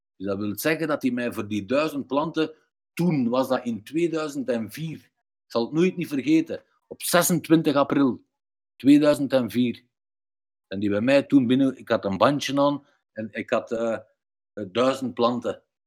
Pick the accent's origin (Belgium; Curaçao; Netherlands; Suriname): Belgium; ik ben ook half Turks, half Belgisch